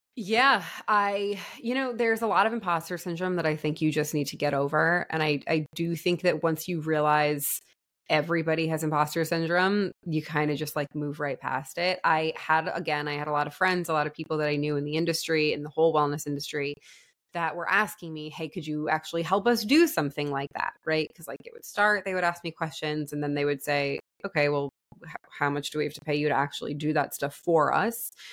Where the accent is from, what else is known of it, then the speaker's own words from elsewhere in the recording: New York, United States; moved away as an adult; also born or lived in Florida; I'm from New York